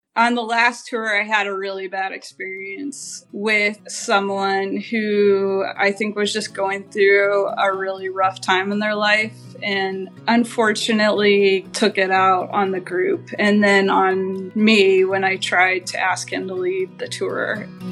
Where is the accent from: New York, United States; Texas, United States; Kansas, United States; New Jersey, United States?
Kansas, United States; moved away as an adult; also born or lived in Portland, Oregon; I grew up in Kansas